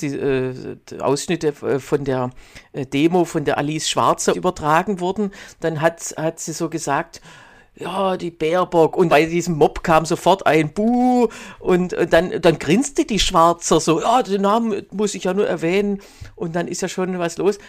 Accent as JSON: {"language": "German", "region": "Baden-Württemberg", "country": "Germany", "moved": "yes", "lives_now": "Berlin, Germany", "said": "Du bist ja, äh, wie ich, aus Baden-Württemberg"}